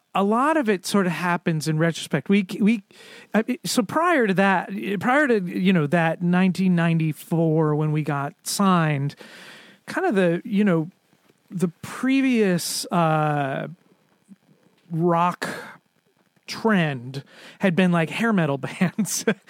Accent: Connecticut, United States; moved away as an adult; also born or lived in Boston; now in Providence, United States; I grew up in Connecticut

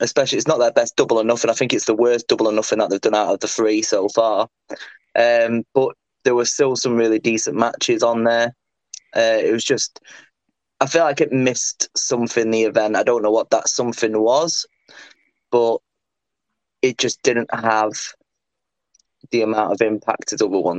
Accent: United Kingdom; as a British viewer

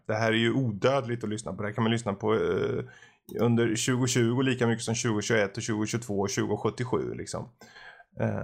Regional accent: Gothenburg, Västra Götaland, Sweden; Jag är göteborgare

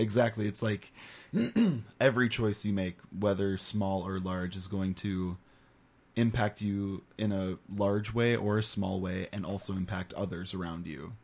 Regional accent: Paradise Community Theater, Minnesota, United States; I grew up on the Paradise stage with Paradise Community Theater, all of the theater camps they would do. when I was really young

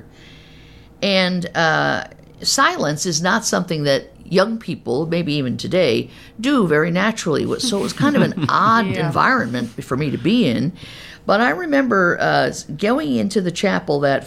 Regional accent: Albany, New York, United States; moved away as an adult; also born or lived in Terre Haute, Indiana / St. Louis / Kansas City; I was raised in Albany, New York, upstate New York

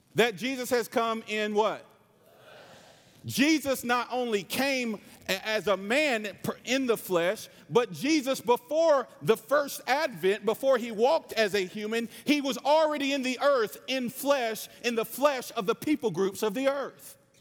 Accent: North Carolina, United States; I'm from North Carolina. This is my real accent

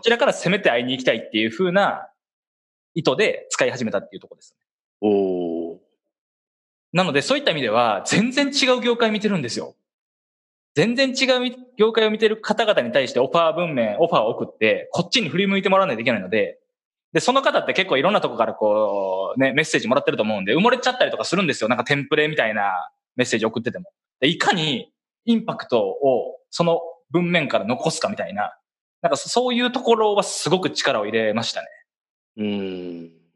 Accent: Kansai, Japan; accent: Kansai-ben; 僕だったら関西弁大事にしようぜ

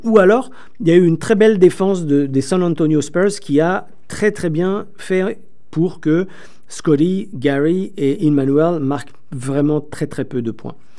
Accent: France; accent: French from France; moved away as an adult; now in Toronto, Canada; Vous l'entendrez peut-être un petit peu aussi avec mon accent, je suis aussi euh, français de France, bien que je suis au Canada depuis plus de 15 ans

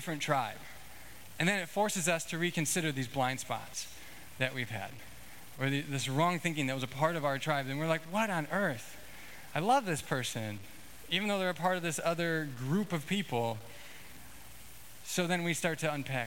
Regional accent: Illinois, United States; I grew up in Illinois

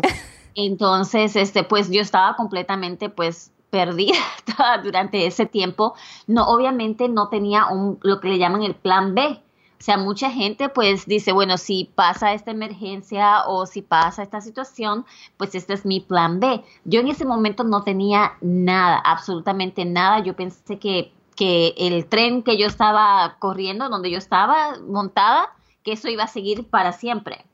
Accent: Puerto Rico; now in United States; yo originalmente soy de Puerto Rico

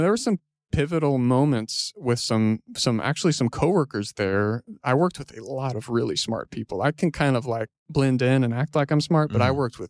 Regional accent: Houston, Texas, United States; moved away as an adult; also born or lived in Austin, Texas; now in Fort Worth, United States; Grew up in Houston.

